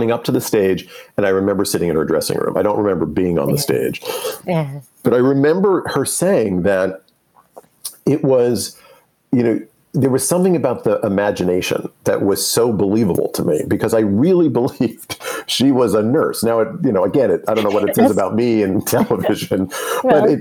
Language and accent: English; New York, United States; as we grew up in New York